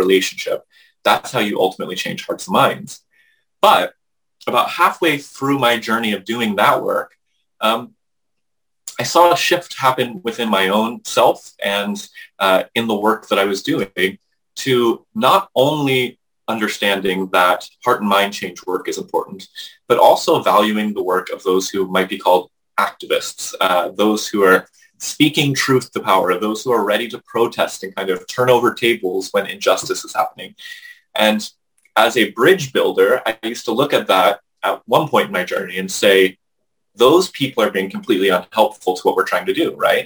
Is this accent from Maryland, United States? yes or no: yes; Maryland, United States; I grew up here in Maryland in a conservative Christian context